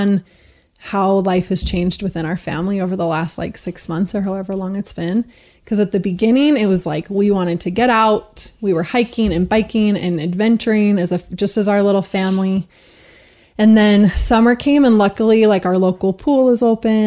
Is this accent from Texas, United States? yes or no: no; Utah, United States; moved away as an adult; I am from Utah, originally moved out for college and different things like that. So born and raised pretty much.